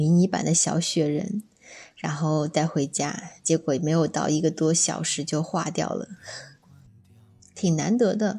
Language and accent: Chinese; southern China, China; 作为南方人，很少能够看到雪的。